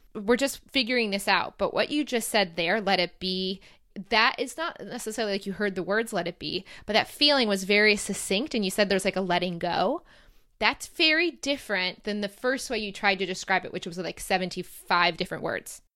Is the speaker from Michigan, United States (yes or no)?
yes; Michigan, United States; moved away as an adult; also born or lived in Ohio; now in Sydney, Australia; I'll be back in my home state